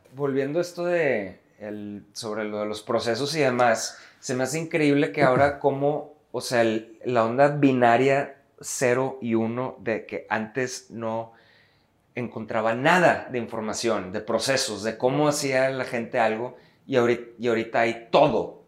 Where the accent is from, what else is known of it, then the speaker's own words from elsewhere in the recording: Monterrey, Nuevo León, Mexico; somos rudos, los regios, por ser directos